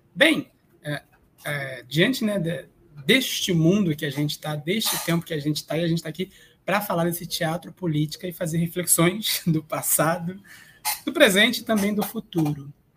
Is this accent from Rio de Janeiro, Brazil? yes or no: yes; Niterói, Rio de Janeiro, Brazil; Eu sou de Niterói, uma cidade do outro lado do oceano, ou seja, do outro lado da Baía de Guanabara, no Rio de Janeiro, também na região metropolitana. Então, esse é o território de onde eu nasci, ainda vivo